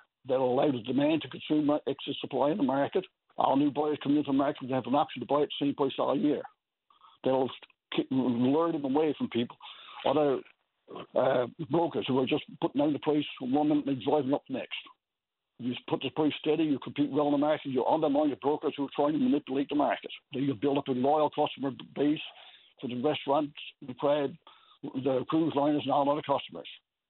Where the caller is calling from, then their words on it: Mount Pearl, Newfoundland and Labrador, Canada; Yeah, I'm calling from Mount Pearl. I'm a fisherman.